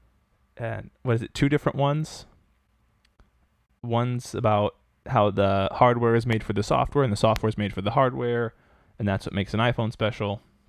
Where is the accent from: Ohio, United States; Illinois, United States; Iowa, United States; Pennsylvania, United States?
Iowa, United States; growing up in Iowa.